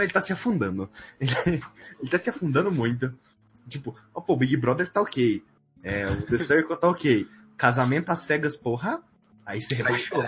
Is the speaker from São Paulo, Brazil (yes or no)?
no; Goiás, Brazil; sou do Goiás